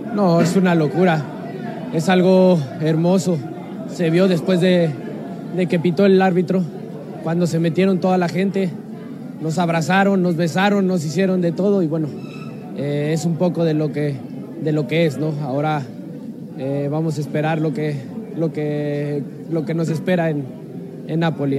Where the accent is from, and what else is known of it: Mexico; moved away as an adult; now in Naples, Italy